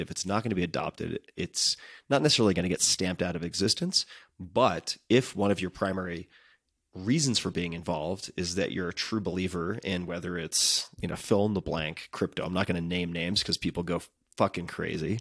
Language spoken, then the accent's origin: English; Long Island, New York, United States; I'm from Long Island